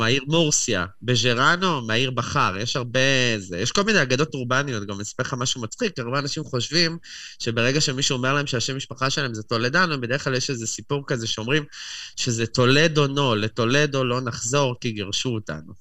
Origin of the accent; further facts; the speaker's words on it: Jerusalem, Jerusalem District, Israel; moved away as an adult; also born or lived in Tel Aviv, Israel; now in Madrid, Spain; במקור אני מירושלים, גרתי בתל אביב כמה שנים